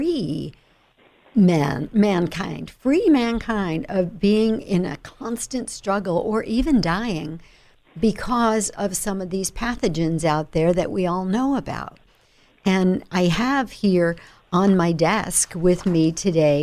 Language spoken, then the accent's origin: English; New York, United States; that's where I was born